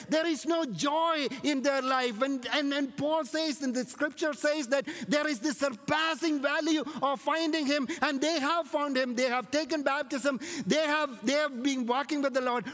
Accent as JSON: {"language": "English", "country": "India", "tie": "born or raised there", "said": "my hometown, there is a Jewish community that were there and they're still there to an extent right from the time of King Solomon in India"}